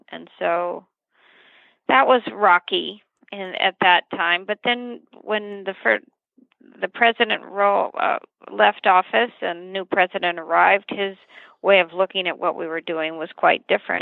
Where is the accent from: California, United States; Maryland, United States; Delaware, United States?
California, United States; Santa Paula; I was born in Santa Paula, California, a little ag town not too far from Santa Barbara.